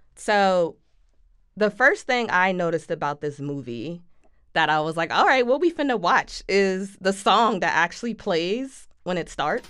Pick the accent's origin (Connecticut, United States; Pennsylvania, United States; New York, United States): Pennsylvania, United States; Philadelphia; we're both from Philly